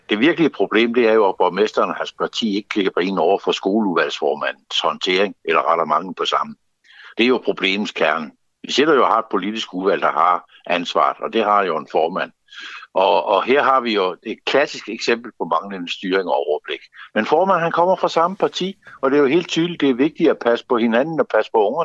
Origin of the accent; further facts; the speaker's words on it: Zealand, Denmark; lokallisten Lolland, hvor jeg kommer fra